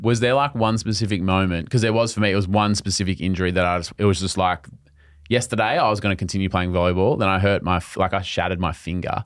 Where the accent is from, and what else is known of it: Australia; accent: Australian